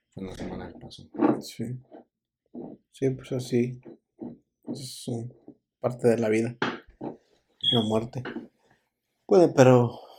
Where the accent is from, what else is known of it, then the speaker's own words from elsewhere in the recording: Mexico; me acuerdo que fui como típico mexicano, fui